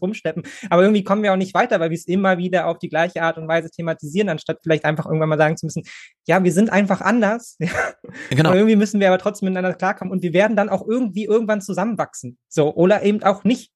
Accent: Berlin, Germany; als Berliner

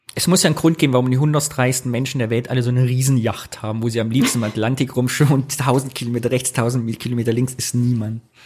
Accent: Thuringia, Germany; moved away; Ich würde gerne wieder nach Thüringen gehen.

